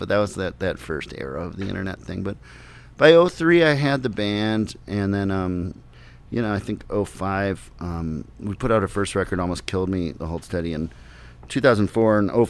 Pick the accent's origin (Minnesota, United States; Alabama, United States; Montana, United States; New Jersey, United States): Minnesota, United States; Minneapolis; when I started to go see things growing up in Minneapolis